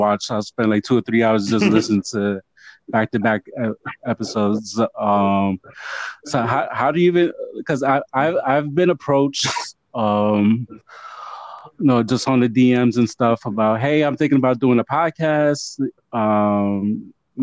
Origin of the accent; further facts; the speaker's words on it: New York City, New York, United States; Puerto Rican from the Bronx